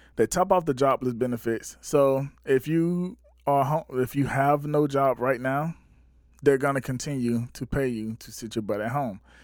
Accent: Batesburg-Leesville, South Carolina, United States; my hometown, Bates Square, Leesville, South Carolina

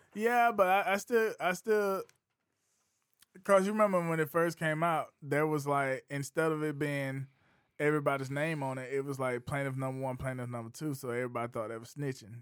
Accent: South Carolina, United States; I'm from Bates Burley, East South Carolina

